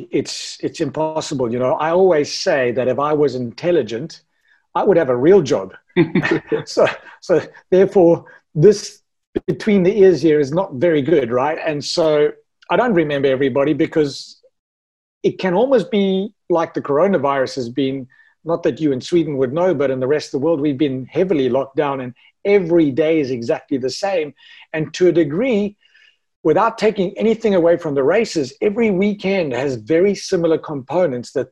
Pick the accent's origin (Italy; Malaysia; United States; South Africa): South Africa; Ironman South Africa, me being South African